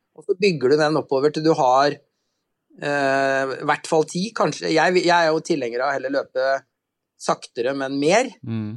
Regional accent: Halden, Østfold, Norway; moved away; Jeg er jo fra eh, nabokommunen din, jeg er fra Halden egentlig.

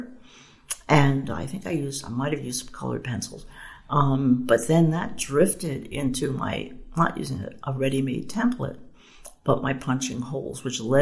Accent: Philadelphia, Pennsylvania, United States; I grew up in Philadelphia

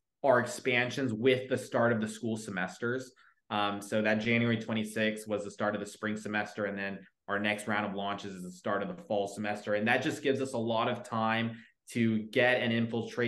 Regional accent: Coppell, Texas, United States; Dallas, Texas area, it's a suburb about 25 minutes out of downtown Dallas called Coppell

